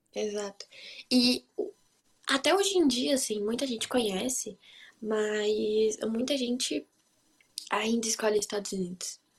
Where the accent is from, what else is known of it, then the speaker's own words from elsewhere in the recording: Brazil; now in Hanover, Germany; eu sou brasileira